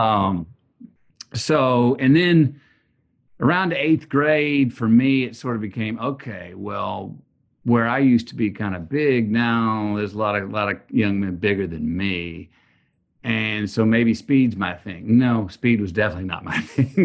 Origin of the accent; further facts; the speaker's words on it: Texas, United States; growing up in Texas